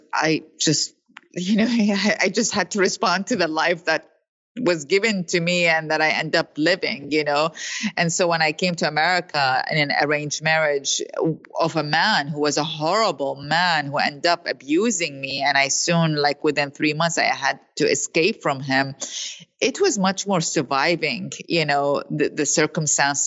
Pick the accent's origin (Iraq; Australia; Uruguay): Iraq; moved away as an adult; now in New York, United States; growing up in Iraq